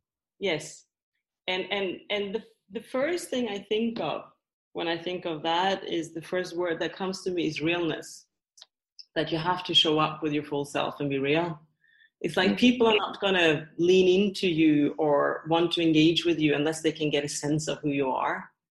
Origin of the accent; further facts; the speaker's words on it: Norway; also born or lived in Sweden; So in my case, I grew up in Norway and Sweden, and my father was English. So I'm a third culture kid.